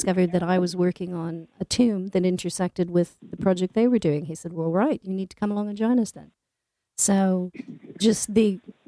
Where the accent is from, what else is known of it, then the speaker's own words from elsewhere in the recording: California, United States; moved away as an adult; also born or lived in Scotland; I'm originally from California.